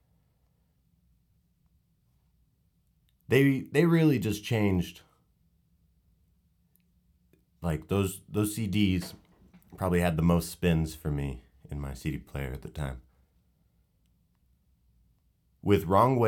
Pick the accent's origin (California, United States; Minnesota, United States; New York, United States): California, United States; Northern; I grew up in Northern California